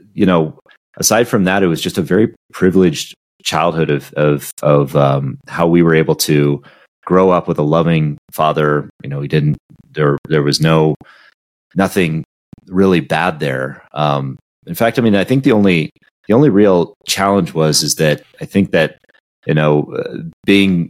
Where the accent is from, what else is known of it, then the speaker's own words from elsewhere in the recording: Southern California, United States; growing up in Southern California next to the ocean